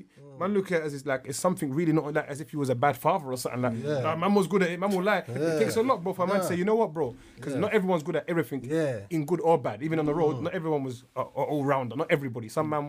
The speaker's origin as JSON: {"language": "English", "region": "London", "country": "United Kingdom", "said": "I'm from Southwark."}